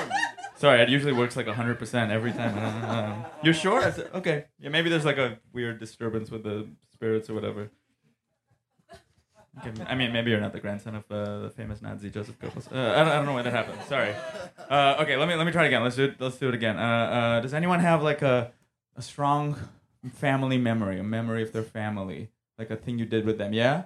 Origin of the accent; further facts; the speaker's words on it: India; I grew up in India, as you can probably guess. I was visiting home a few months ago